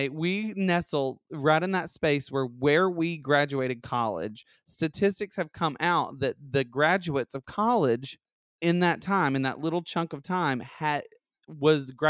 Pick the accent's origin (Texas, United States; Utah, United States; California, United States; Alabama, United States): Alabama, United States; But I was from I grew up in Alabama